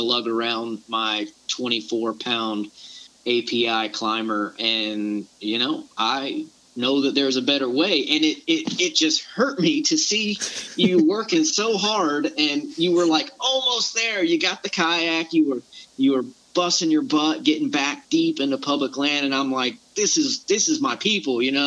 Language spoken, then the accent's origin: English; Panama City and Pensacola area, Florida panhandle, United States; moved away as an adult; now in Savannah, United States; I grew up in the panhandle of Florida, or Panama City and Pensacola area